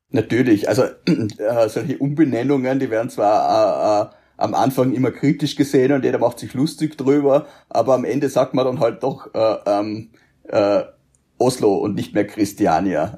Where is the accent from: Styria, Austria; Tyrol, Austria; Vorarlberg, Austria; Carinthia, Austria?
Vorarlberg, Austria; Feldkirch; zumindestens was Feldkirch betrifft, wo ich herkomme, weil in Bregenz bin ich dann wieder Feldkircher